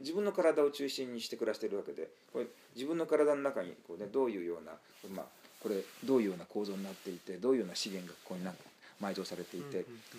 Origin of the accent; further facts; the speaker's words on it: Tokyo, Japan; also born or lived in Saitama; now in Kobe, Japan; 僕らの世代はまだ、東京生まれであってもすごく自然が近いところにあった